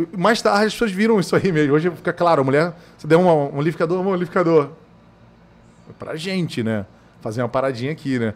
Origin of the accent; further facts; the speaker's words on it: Niterói, Rio de Janeiro, Brazil; now in Cuiabá, Brazil; lá na minha infância, lá em Niterói, no Rio de Janeiro